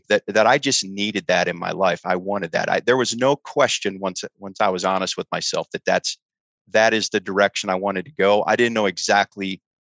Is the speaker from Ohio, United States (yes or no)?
yes; Cleveland, Ohio, United States; I grew up in Cleveland, Ohio, and nobody in my family did anything